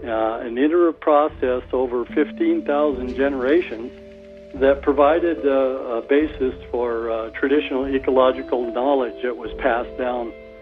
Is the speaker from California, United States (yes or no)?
no; Western Montana, United States; I'm from Western Montana.